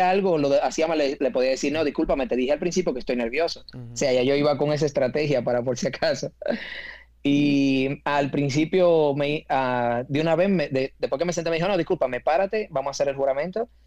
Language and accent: Spanish; Dominican Republic; moved away; porque cuando vine de República Dominicana tenía mi carrera terminada ya